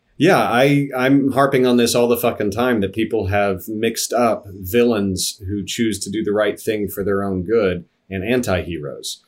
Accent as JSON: {"language": "English", "region": "Midwest", "country": "United States", "tie": "born or raised there", "also_born_or_lived": "Kansas / Missouri", "said": "I grew up in Kansas and Missouri"}